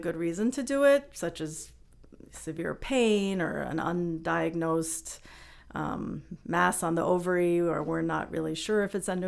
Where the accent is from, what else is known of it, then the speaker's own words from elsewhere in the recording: New York City, New York, United States; grew up in Queens and my dad was actually an OBGYN